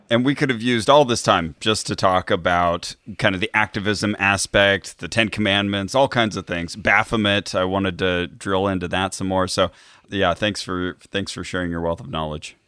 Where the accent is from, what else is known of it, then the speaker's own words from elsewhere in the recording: Santa Cruz, California, United States; Santa Cruz, California. That's my hometown